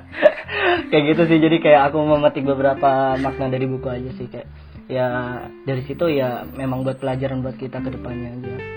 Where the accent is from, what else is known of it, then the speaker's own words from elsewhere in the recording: Madura, East Java, Indonesia; moved away as an adult; now in South Korea; kita dari Madura